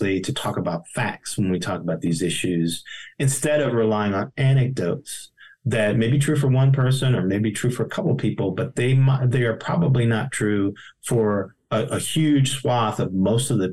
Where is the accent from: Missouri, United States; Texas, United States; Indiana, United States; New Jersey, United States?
Indiana, United States; Gary; I grew up in Gary, Indiana in the 70s and 80s